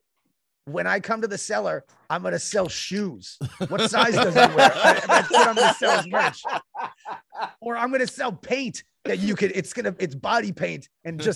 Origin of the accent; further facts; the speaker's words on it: New York, United States; I'm a New Yorker